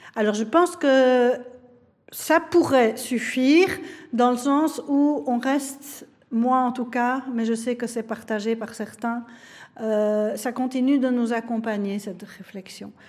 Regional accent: Belgium; nous touche tous en tant que Belges

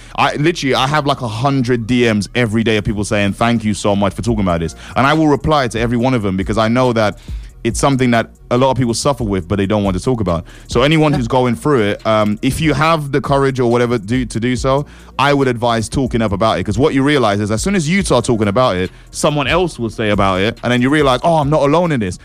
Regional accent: St. Lucia; also born or lived in East London; now in London, United Kingdom; Born and raised in the Caribbean

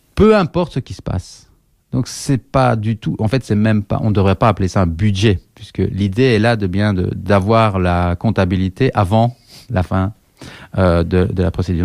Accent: Liège, Wallonia, Belgium; je suis liégeois

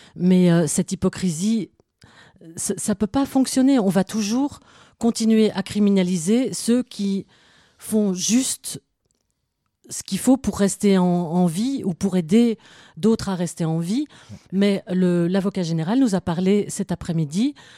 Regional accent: Belgium; moi je suis belgo-belge

